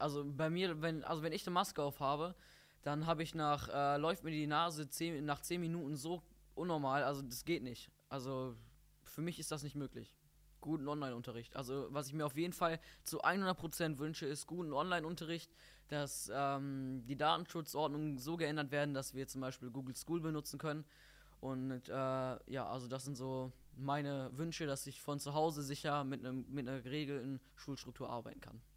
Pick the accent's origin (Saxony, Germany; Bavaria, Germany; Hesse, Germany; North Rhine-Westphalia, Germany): North Rhine-Westphalia, Germany; Bottrop; ich komme aus Bottrop-Fulmbrock